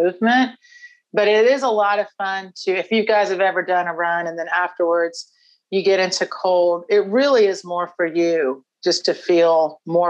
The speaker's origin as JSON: {"language": "English", "town": "Houston", "region": "Texas", "country": "United States", "said": "from Houston originally"}